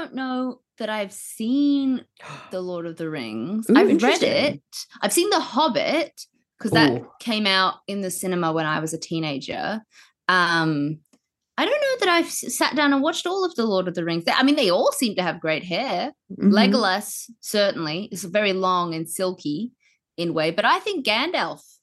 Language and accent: English; Queensland, Australia; moved away; also born or lived in New Zealand; I grew up in Queensland, so rabbits are illegal to own